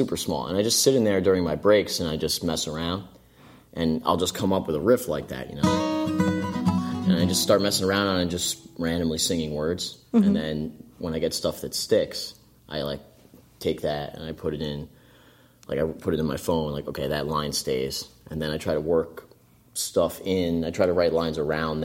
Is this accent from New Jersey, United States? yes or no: yes; Hightstown, New Jersey, United States; I grew up in Hightstown.